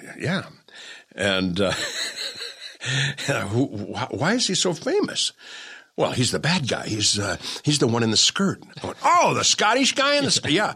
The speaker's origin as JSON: {"language": "English", "town": "Newport Beach", "region": "California", "country": "United States", "tie": "born or raised there", "said": "I grew up down in Newport Beach, went to Newport Harbor High"}